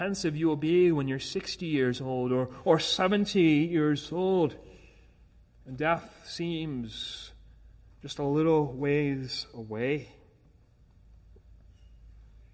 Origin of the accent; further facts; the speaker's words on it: Edmonton, Alberta, Canada; moved away; back in my hometown in Edmonton